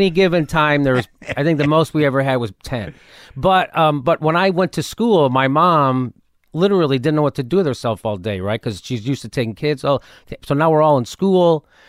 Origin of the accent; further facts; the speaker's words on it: Chicago, Illinois, United States; moved away as an adult; now in Los Angeles, United States; Born and raised Chicago.